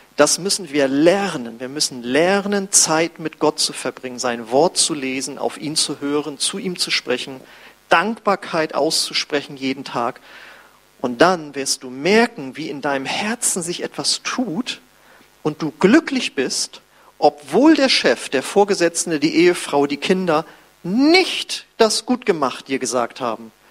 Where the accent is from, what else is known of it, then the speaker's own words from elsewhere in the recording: Germany; als ich wieder in Deutschland war